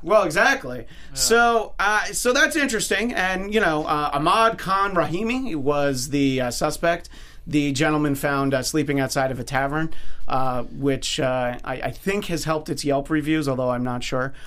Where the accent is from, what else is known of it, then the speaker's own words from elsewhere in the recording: New York, United States; moved away; I'm from New York originally